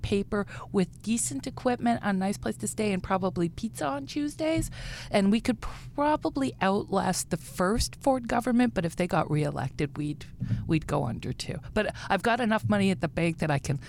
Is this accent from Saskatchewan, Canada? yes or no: yes; Regina, Saskatchewan, Canada; moved away; also born or lived in Vancouver; I'm originally from Regina